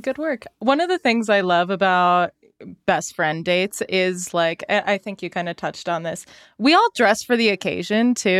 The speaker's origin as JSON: {"language": "English", "town": "Salt Lake City", "region": "Utah", "country": "United States", "said": "I'm from Salt Lake City"}